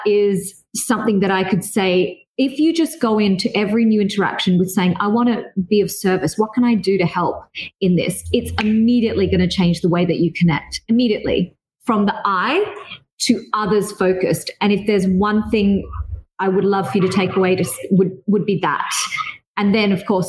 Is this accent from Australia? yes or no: yes; Australia; also born or lived in Dubai / Singapore; I am Australian yet also Asian